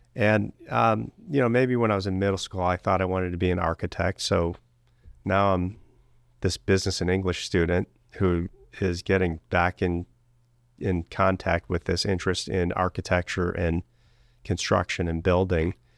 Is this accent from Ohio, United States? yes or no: yes; Cleveland, Ohio, United States; I was born and raised in Greater Cleveland